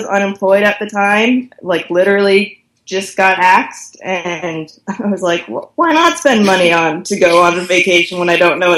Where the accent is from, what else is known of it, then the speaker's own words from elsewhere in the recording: Canada; now in Los Angeles, United States; I currently live in Los Angeles, but I'm originally from Canada, and I've moved around a lot growing up